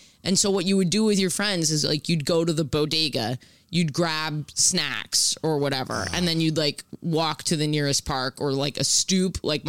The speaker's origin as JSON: {"language": "English", "town": "New York City", "region": "New York", "country": "United States", "said": "This is something I've learned as a New Yorker."}